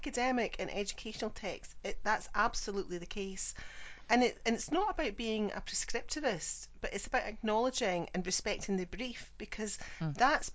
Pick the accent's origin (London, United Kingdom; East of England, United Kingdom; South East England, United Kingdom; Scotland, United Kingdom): Scotland, United Kingdom; I'm the Scottish one